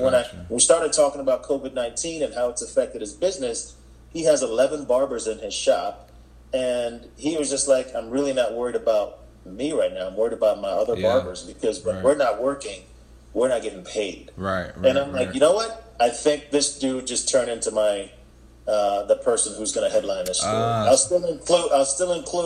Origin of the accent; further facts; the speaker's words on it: Jamaica; now in Charlotte, United States; raised in Jamaica